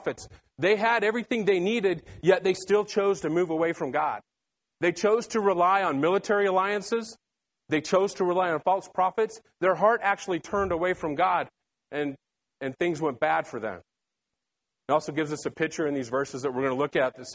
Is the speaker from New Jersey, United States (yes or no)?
no; Salt Lake City, Utah, United States; I was born and raised in Salt Lake City, Utah